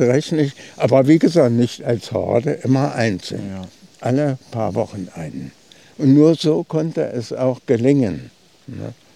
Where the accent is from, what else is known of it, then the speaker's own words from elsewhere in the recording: Uder, Thuringia, Germany; von Uda aus, meinem Heimatort